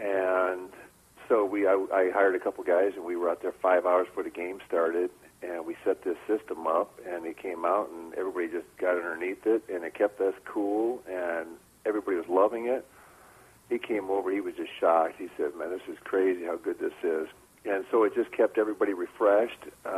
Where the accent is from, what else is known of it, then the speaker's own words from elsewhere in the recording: Midwest, United States; I grew up in the Midwest and big, loving, supporting family.